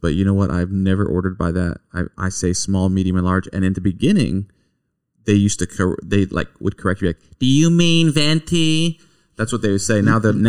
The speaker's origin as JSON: {"language": "English", "region": "Kentucky", "country": "United States", "said": "We're from Kentucky."}